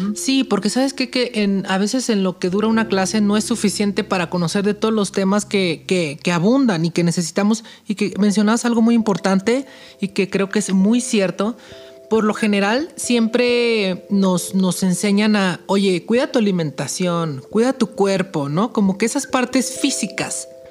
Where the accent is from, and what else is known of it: Mexico